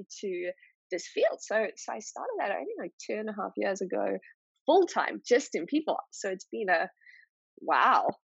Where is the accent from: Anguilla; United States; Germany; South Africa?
South Africa; moved away as an adult; also born or lived in Nordics; I come from South Africa with 11 official languages